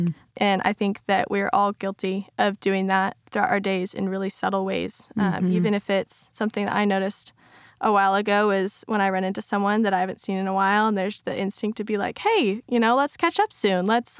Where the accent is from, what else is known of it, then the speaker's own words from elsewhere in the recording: Tucson, Arizona, United States; I grew up in Tucson, Arizona. And so, being Christian was definitely not the normal thing.